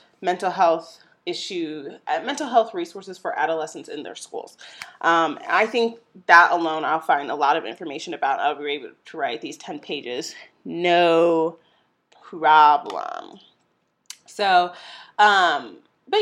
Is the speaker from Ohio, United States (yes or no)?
no; St. Louis, Missouri, United States; my hometown, St. Louis, Missouri